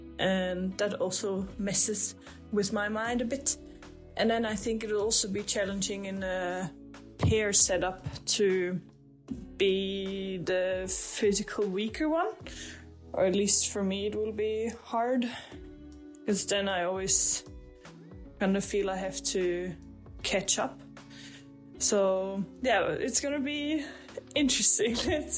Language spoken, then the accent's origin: English; Austria; English is a second language; moved away as an adult; now in Sweden; I'm from Austria originally, and now I live in Sweden. I moved here 2.5 years ago.